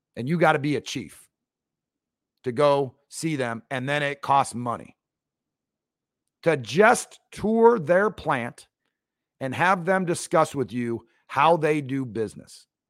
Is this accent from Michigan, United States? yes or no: no; right outside Seattle, Washington, United States; I grew up right outside Seattle